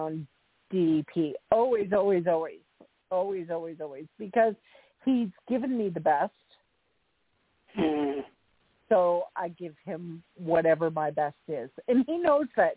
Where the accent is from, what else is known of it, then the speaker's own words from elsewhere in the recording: Canada; as I'm Canadian